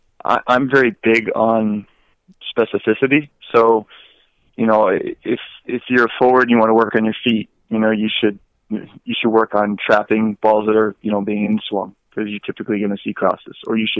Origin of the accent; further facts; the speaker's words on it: Virginia, United States; also born or lived in Hawaii / Okinawa, Japan / Norfolk, Virginia / Southern California; So I was born in Hawaii. We lived in Okinawa, Japan for a short time. Went to Norfolk, Virginia, Southern California, and then I went to middle school and high school in Northern Virginia.